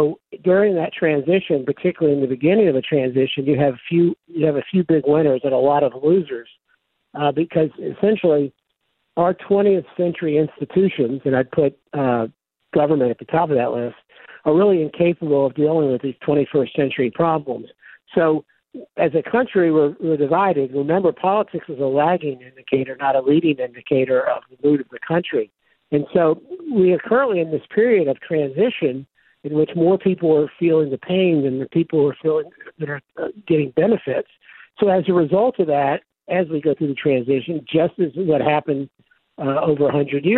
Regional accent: the South, United States; I grew up in the South, and the South was the last part of the country to get electricity.

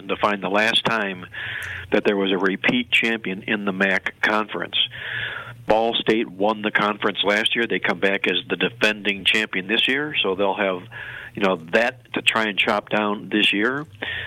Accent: Cleveland, Ohio, United States; my hometown in Cleveland, Ohio

